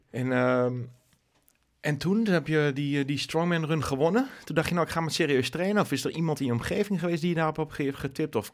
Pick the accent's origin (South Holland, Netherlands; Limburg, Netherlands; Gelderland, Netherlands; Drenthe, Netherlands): Drenthe, Netherlands; Nijeveen; uit Nijenveen.